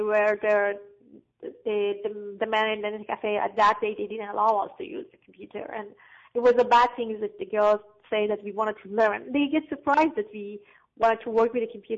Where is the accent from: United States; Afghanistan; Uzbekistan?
Afghanistan; growing up in Afghanistan